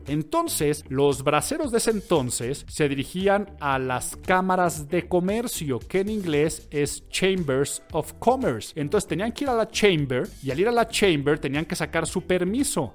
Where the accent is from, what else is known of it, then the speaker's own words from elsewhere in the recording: Mexico; los mexicanos tenemos un hablar muy particular